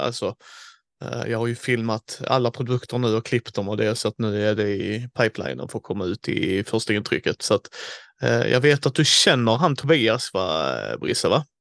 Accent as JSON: {"language": "Swedish", "region": "Skåne", "country": "Sweden", "said": "vi är tre skåningar"}